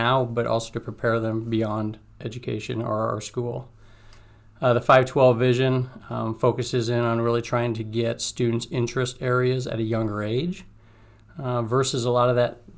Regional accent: Johnston, Iowa, United States; I was originally from Johnston

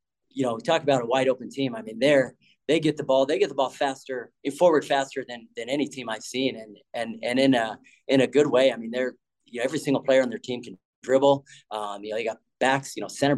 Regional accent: Colorado, United States; moved away as an adult; also born or lived in Washington; now in Alabama, United States; growing up in Colorado

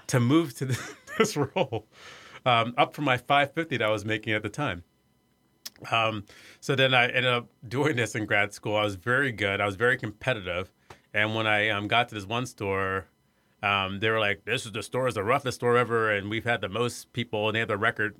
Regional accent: Iowa, United States; moved away; I grew up in Iowa. I was the first black person to graduate from my high school

